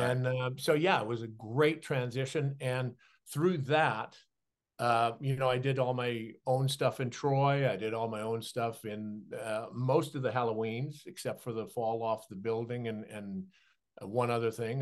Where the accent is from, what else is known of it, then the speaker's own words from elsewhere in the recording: Saskatchewan, Canada; moved away; as a kid growing up in Saskatchewan with dyslexia